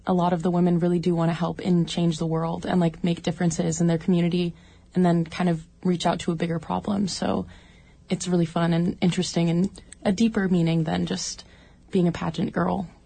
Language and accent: English; Juneau, Alaska, United States; I was born and raised in Juneau and haven't left ever.